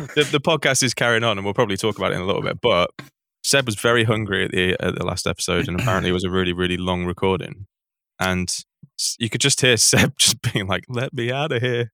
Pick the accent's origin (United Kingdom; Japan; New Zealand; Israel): United Kingdom; Manchester, North West England; I grew up in Manchester.